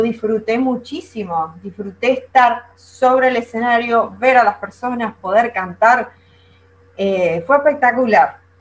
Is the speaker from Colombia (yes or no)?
no; Venezuela; moved away as an adult; now in Argentina; Yo no nací acá en Argentina. En realidad yo nací en Venezuela.